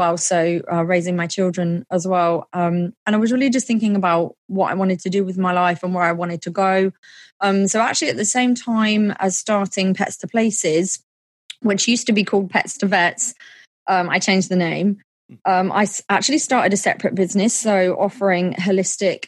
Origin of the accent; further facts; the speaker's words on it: Milton Keynes, South East England, United Kingdom; my hometown of Milton Keynes, which is in the UK